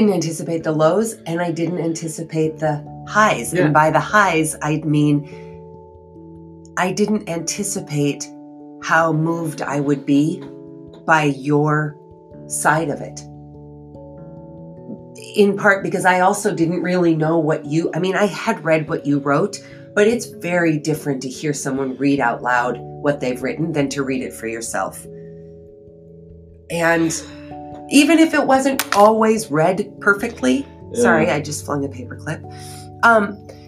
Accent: United States; I used my R's because I'm American

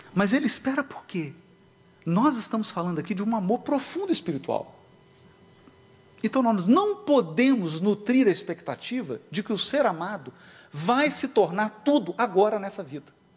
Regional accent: Minas Gerais, Brazil; Lá em Minas a gente diz assim

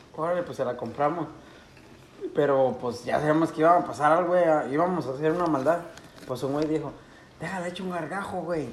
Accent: Mexico; en mi pueblo, güey, hubo un tiempo y creo que no solo en mi pueblo, en todo pinche México

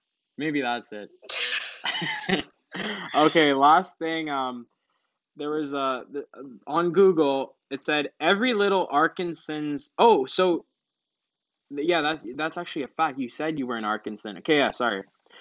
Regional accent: Montreal, Quebec, Canada; also born or lived in Boston, United States; I was born in Boston. I moved to Montreal.

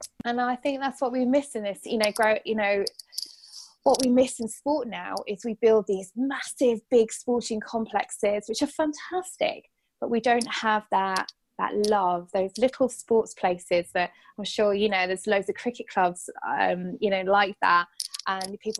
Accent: Bedford, East of England, United Kingdom; I'm from Bedford

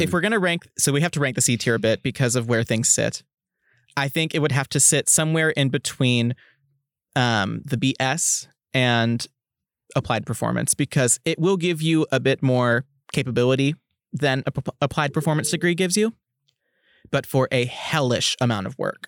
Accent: Oklahoma, United States; moved away; also born or lived in Kansas; I'm originally from Oklahoma, and had I stayed in state, my degree would have looked completely different

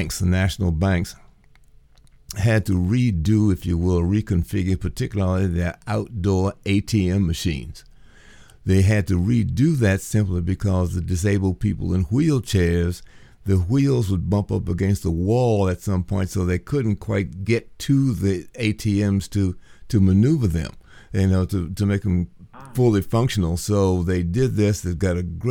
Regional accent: Washington, District of Columbia, United States; moved away; I'm originally, Washington, D.C. is my hometown

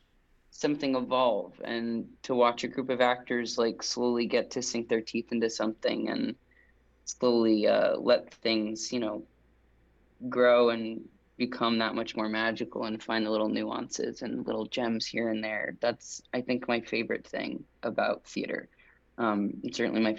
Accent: Westchester County, New York, United States; I grew up in Westchester County

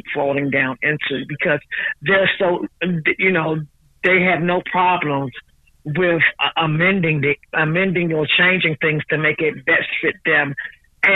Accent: Washington, District of Columbia, United States; I was born and raised in the District of Columbia

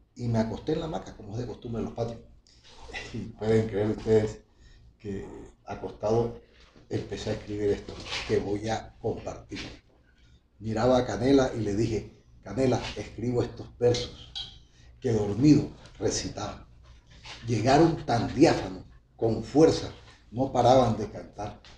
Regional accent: El Banco, Magdalena, Colombia; now in Valledupar, Colombia; yo soy del Banco Magdalena, como lo he venido reiterando muchas veces, orgullosamente banqueño, y allá en mi niñez

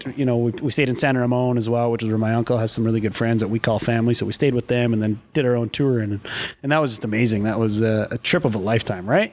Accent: Battleford, Saskatchewan, Canada; moved away as an adult; growing up in Battleford, every corner you turn, you knew everybody

